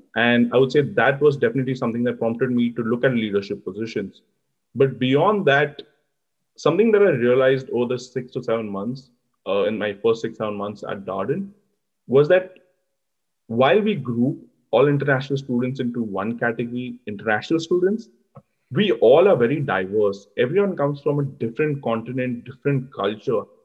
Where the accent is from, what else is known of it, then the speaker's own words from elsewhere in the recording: Mumbai, Maharashtra, India; moved away as an adult; now in Charlottesville, United States; I come from Mumbai in India